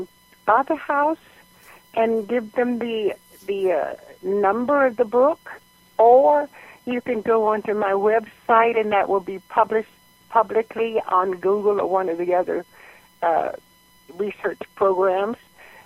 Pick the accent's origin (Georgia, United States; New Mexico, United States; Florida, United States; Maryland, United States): Georgia, United States; now in California, United States; because I grew up in Georgia, had speech therapy in Pennsylvania, and then moved to California, I have a speech problem